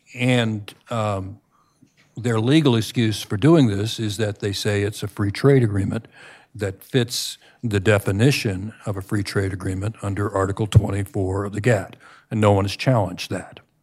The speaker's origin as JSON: {"language": "English", "region": "Florida", "country": "United States", "said": "my home state of Florida"}